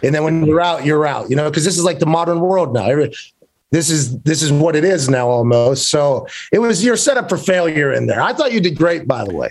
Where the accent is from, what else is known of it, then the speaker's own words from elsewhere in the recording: Pittsburgh, Pennsylvania, United States; I grew up in Pittsburgh